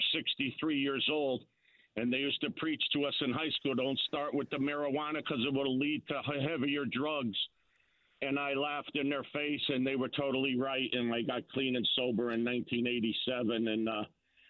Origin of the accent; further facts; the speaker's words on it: Shelton, Connecticut, United States; I'm from Shelton.